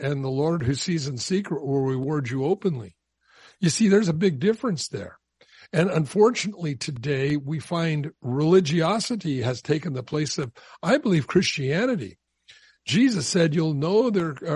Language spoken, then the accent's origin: English; Southern California, United States; I grew up down in Southern California